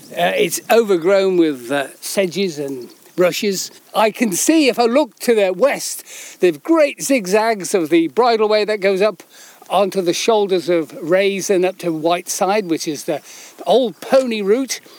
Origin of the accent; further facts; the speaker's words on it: London, United Kingdom; I come from London.